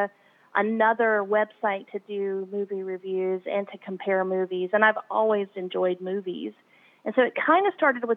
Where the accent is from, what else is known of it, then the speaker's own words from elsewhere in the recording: United States; also born or lived in New Zealand; I'm from America